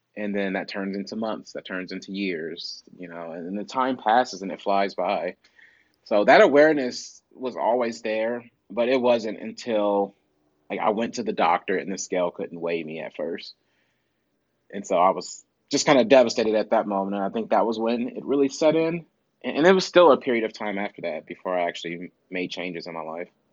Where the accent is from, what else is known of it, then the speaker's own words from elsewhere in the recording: Midwest, United States; I'm from the Midwest, so we call it pop.